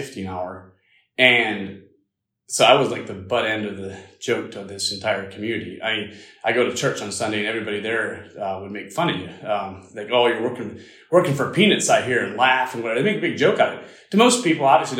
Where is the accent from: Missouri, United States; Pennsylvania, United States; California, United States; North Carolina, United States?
Pennsylvania, United States; small town in; growing up in the Amish community, as most of you guys don't know, it was very small. It was probably 60 families total in that area